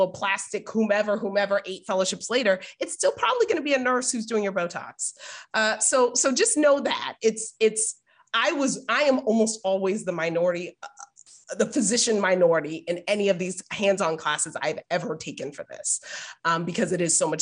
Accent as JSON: {"language": "English", "town": "Boston", "region": "Massachusetts", "country": "United States", "tie": "born or raised there", "moved": "yes", "lives_now": "San Diego, United States", "said": "I grew up in Boston"}